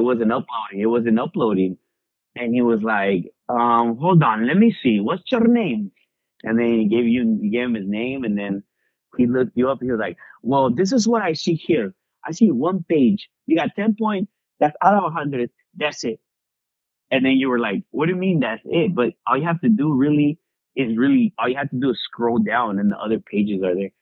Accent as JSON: {"language": "English", "town": "Long Beach", "region": "California", "country": "United States", "tie": "born or raised there", "said": "I was born in 1989 in Long Beach"}